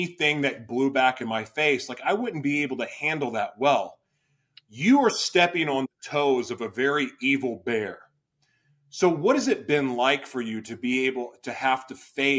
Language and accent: English; Oklahoma City, Oklahoma, United States; moved away; I'm originally from Oklahoma City.